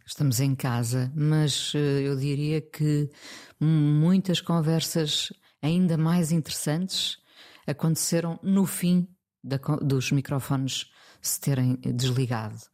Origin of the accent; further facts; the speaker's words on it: Mindelo, Norte, Portugal; moved away as an adult; also born or lived in Lisbon; nasci em Lisboa, mas vivi dos 4 aos 20 eh, em Mindelo.